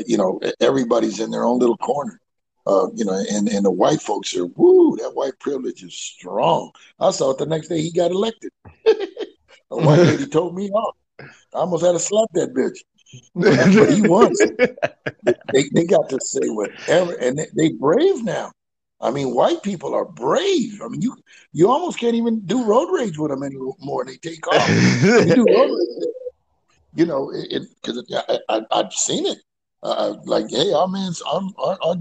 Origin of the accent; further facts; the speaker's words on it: California, United States; I'm from California